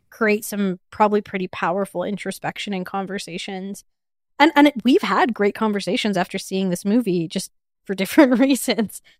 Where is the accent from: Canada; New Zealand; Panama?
Canada; Edmonton, Alberta; I'm from Edmonton